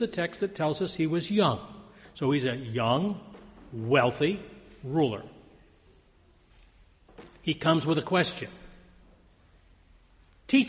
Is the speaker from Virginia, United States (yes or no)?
no; Grove City, Pennsylvania, United States; moved away; We lived in Grove City, Pennsylvania, a small town about 7,000 people